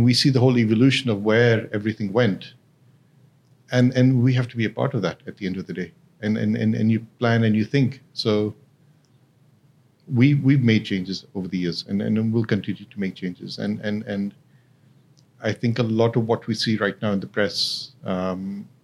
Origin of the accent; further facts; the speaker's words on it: Hong Kong; now in Dubai, United Arab Emirates; I grew up in Hong Kong